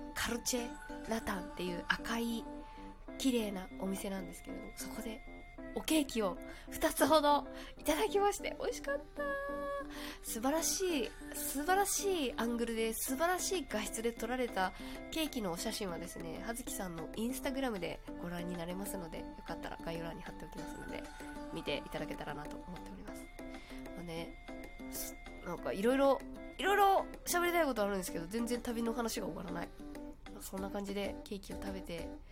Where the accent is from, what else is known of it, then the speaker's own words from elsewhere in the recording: Kagoshima, Japan; 私も鹿児島出身なので